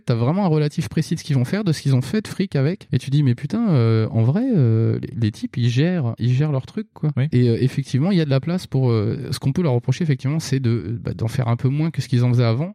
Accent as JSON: {"language": "French", "country": "France", "said": "je suis français aussi"}